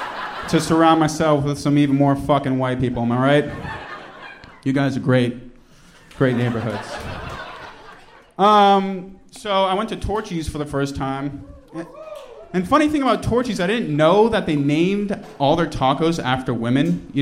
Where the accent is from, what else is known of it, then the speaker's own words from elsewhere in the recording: Newton, Massachusetts, United States; I'm from Newton.